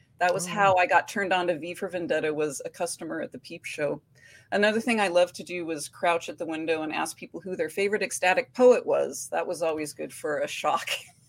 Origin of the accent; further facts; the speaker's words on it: Oakland, California, United States; now in Portland, United States; You know, I came from the Oakland-Berkeley border to Portland, which was a shock.